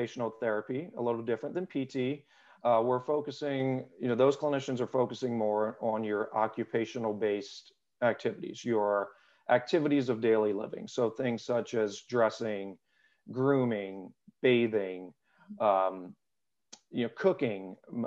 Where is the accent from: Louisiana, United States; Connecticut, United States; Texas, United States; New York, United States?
Louisiana, United States; South; moved away as an adult; also born or lived in St. Augustine, Florida / Washington, District of Columbia, United States / California / Virginia Beach, Virginia; now in Richmond, United States; I was born and raised in South Louisiana